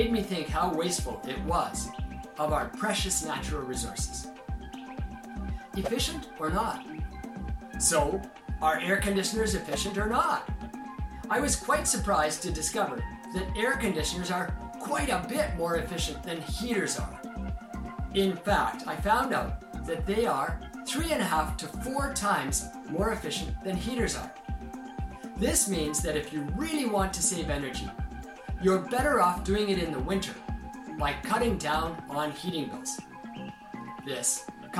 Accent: Canada; moved away as an adult; now in Japan; When I was a boy growing up in Canada

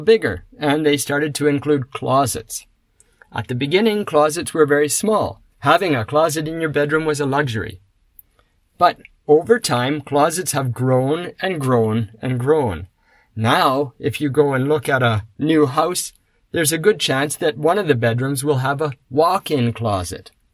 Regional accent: Canada; I come from North America, Canada in particular

